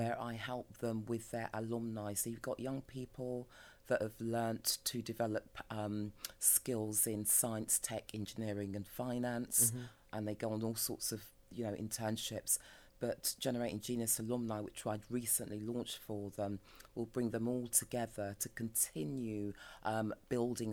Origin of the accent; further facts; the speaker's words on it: London, United Kingdom; I'm a Peckham, South Londoner through and through